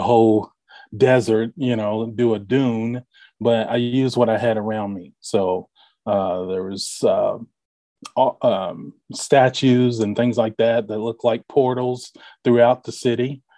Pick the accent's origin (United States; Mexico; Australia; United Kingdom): United States; Bardstown, Kentucky; moved away as an adult; also born or lived in Louisville, Kentucky; now in Indianapolis, United States; born in Louisville, grew up in Bardstown, Kentucky